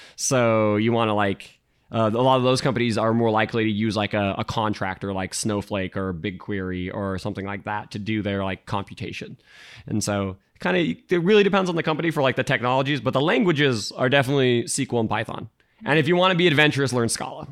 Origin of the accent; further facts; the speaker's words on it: Utah, United States; moved away as an adult; now in San Francisco Bay Area, United States; I grew up in Utah